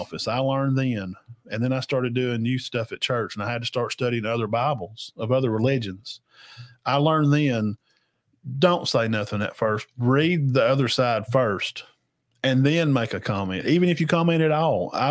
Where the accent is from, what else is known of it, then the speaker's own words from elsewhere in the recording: Alabama, United States; And I was born in Alabama, and that's how I am.